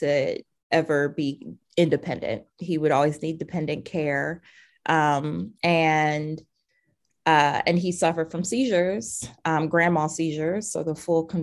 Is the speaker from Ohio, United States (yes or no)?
yes; Cleveland, Ohio, United States; now in Minneapolis, United States; I grew up in Cleveland, Ohio